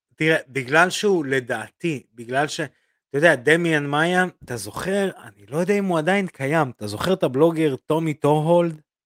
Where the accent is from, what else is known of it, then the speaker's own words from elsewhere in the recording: Belarus; now in Israel; אני רוסי. אה, בלרוסיה, אבל אותו דבר